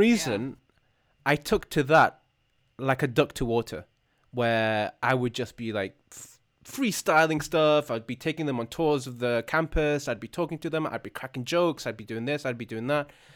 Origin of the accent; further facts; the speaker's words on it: United Kingdom; as a Brit